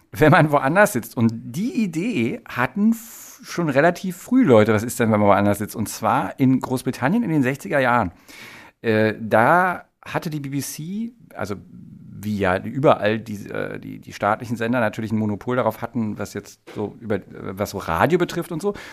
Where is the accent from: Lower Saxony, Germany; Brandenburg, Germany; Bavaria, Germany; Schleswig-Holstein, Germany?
Brandenburg, Germany; Potsdam; das Potsdamer Landgericht, ich bin ja Potsdamer, das Potsdamer Landgericht